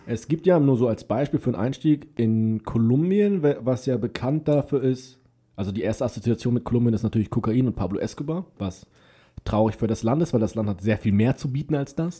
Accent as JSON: {"language": "German", "country": "Germany", "said": "bei uns in Deutschland"}